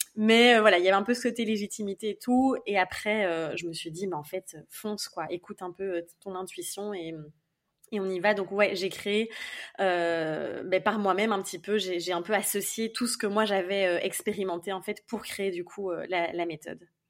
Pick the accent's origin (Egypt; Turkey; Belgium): Belgium; je suis en Belgique, donc je suis belge évidemment de base